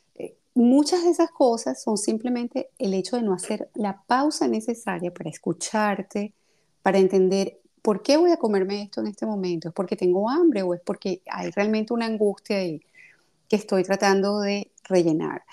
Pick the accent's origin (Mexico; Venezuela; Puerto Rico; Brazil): Venezuela; also born or lived in Russia / Greece / France; now in Paris, France; yo salí de Venezuela hace 31 años ya